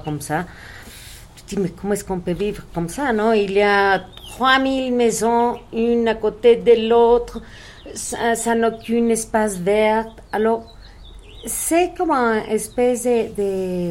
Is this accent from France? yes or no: no; Mexico City, Mexico; French is a second language; je suis née ici au Mexique